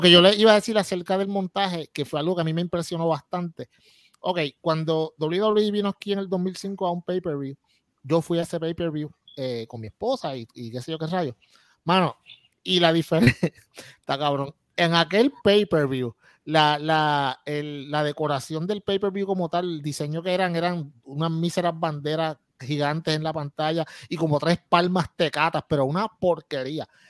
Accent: Puerto Rico

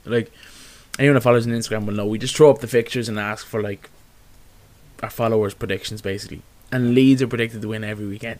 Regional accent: Ireland; as Irish fans

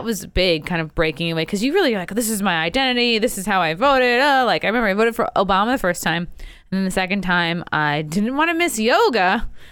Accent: Rockville Centre, New York, United States; moved away; my grandmother lived in Oceanside. We lived in Rockville Center, very close. And it just, every summer, we were pool rats.

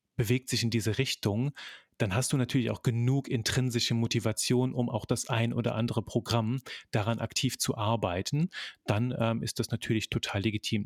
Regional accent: Belgium; also born or lived in near Cologne, Germany; now in Germany; bin Belgier von, von Geburt an, lebe in der Nähe von Köln

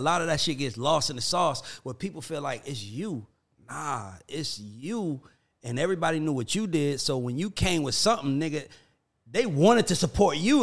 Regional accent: Atlanta, Georgia, United States; I'm from Atlanta

